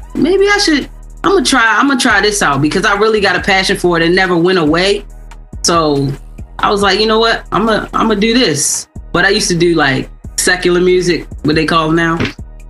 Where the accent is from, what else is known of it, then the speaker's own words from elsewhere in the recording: Baltimore, Maryland, United States; also born or lived in Orlando; I'm from here. Okay. I'm from Baltimore.